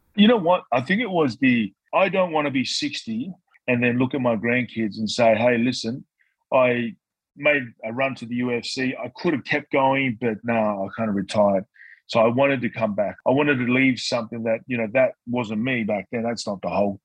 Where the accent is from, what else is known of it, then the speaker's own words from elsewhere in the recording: Newcastle, New South Wales, Australia; also born or lived in Tonga; I spent a lot of my time growing up in Newcastle with my mum's brother